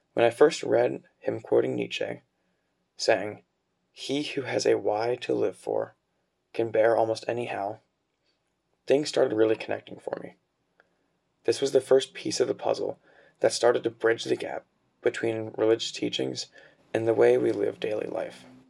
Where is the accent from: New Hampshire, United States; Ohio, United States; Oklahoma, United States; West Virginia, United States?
Ohio, United States; Cincinnati; now in Dayton, United States; I'm from Cincinnati, Ohio